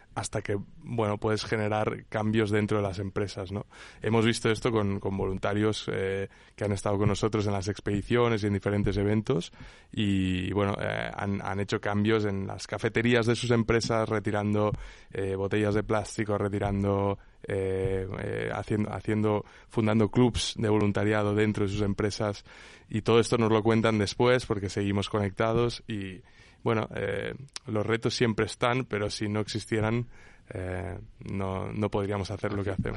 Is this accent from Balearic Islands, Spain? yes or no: yes; Menorca, Balearic Islands, Spain; yo soy de Menorca